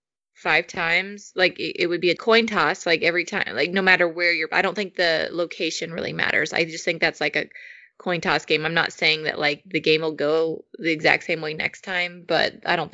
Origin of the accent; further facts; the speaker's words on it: Nebraska, United States; we grew up in Nebraska